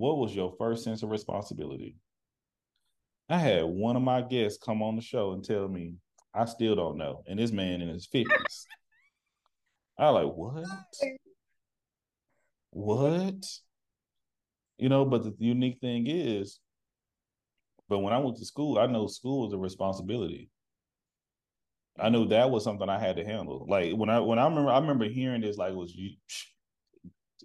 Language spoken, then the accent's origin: English; Texas, United States; now in Seattle, United States; I'm from the country. I'm from Texas